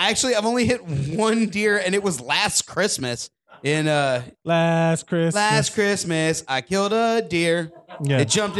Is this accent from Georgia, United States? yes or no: yes; Georgia, United States